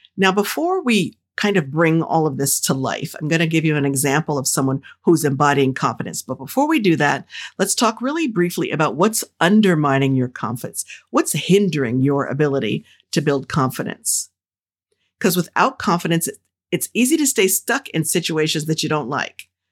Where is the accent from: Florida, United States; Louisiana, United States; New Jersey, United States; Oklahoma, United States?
New Jersey, United States; the folks who I grew up with in Jersey